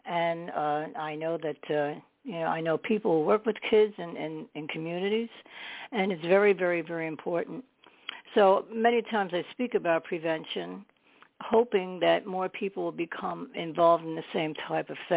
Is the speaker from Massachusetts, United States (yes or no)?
no; Staten Island, New York, United States; born there; I was born in Staten